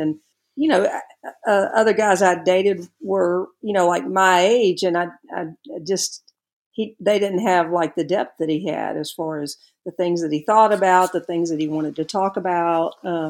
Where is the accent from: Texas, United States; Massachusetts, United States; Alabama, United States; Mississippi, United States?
Alabama, United States; Birmingham; also born or lived in Tuscaloosa, Alabama; I'm originally from Birmingham, Alabama, and I attended the capstone known as the University of Alabama, and was there for 4 years.